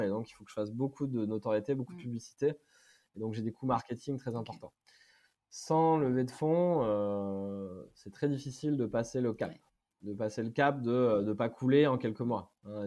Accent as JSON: {"language": "French", "town": "Brive-la-Gaillarde", "region": "Nouvelle-Aquitaine", "country": "France", "said": "je suis même de Brive-la-Gaillarde"}